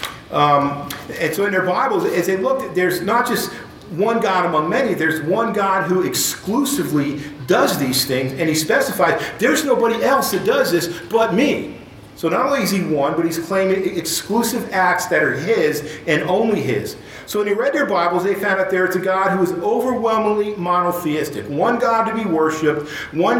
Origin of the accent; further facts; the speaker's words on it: Dallas, Texas, United States; We're from Dallas